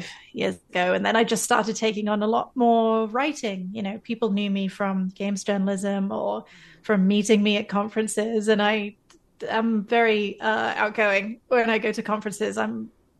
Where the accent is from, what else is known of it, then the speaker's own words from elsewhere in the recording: United Kingdom; moved away as an adult; now in Canada; I'm one of those fake Canadians because I am British, but I moved to Canada by choice